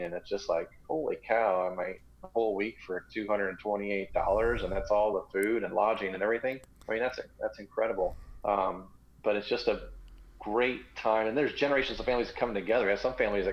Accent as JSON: {"language": "English", "region": "Florida", "country": "United States", "tie": "born or raised there", "moved": "yes", "lives_now": "Long Beach Island, United States", "said": "We're from Florida, really, and I grew up, raised in Florida"}